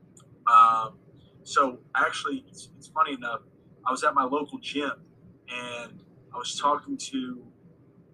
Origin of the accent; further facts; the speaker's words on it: Cherry Hill, New Jersey, United States; I grew up just outside of Philadelphia. I probably should have mentioned that, Cherry Hill, New Jersey, 10, 15 minutes away from Philly